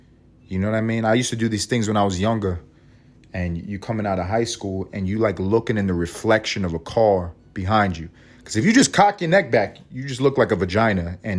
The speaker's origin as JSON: {"language": "English", "town": "Bronx", "region": "New York", "country": "United States", "said": "They all talk like this. I'm from the Bronx."}